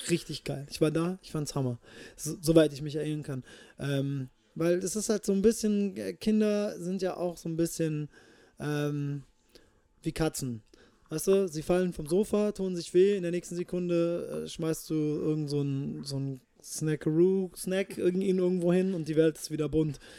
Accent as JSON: {"language": "German", "town": "Kirchheim unter Teck", "region": "Baden-Württemberg", "country": "Germany", "tie": "born or raised there", "also_born_or_lived": "Japan / El Paso, Texas, United States", "said": "geboren bin ich in Kirchheim unter Tech im, im wunderschönen Schwabenland. Ähm, dann bin ich, wie schon vorher beschrieben, fünf Jahre nach Japan. Dann war ich wieder äh, sechs Jahre in Kirchheim als Teenager. Dann war ich in El Paso, Texas."}